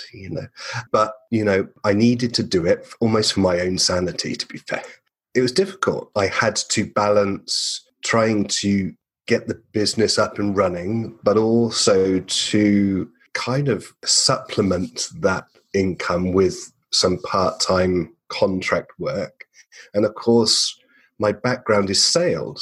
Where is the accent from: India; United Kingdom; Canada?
United Kingdom; England; moved away as an adult; now in Perth, Australia; I'm an Englishman.